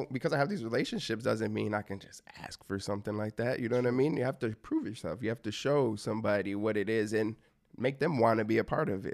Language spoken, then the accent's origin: English; Michigan, United States; growing up in Michigan